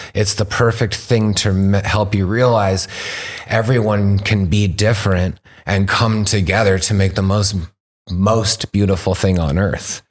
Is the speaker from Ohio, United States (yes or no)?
no; Rogue Valley, Southern Oregon, United States; also born or lived in British Columbia; now in Canada; my original root growing up in Southern Oregon, being born in, like, the Rogue Valley